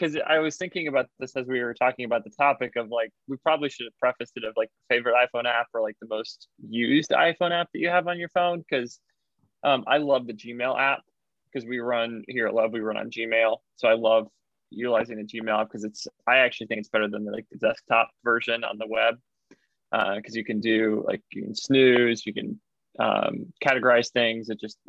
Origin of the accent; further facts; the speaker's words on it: Illinois, United States; born there; also born or lived in Indiana; Yeah, no, I wasn't. I was born in Illinois.